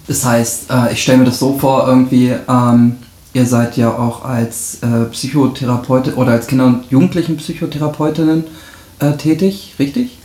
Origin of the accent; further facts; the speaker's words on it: Rheda-Wiedenbrück, North Rhine-Westphalia, Germany; Ich bin heute in meiner Heimatstadt